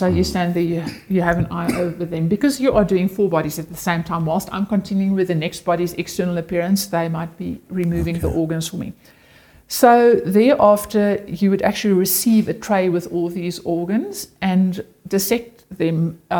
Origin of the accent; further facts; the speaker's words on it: South Africa; first language Afrikaans; English is a second language; having to speak Afrikaans, which, like I say, is obviously my first language and which I'm very comfortable in.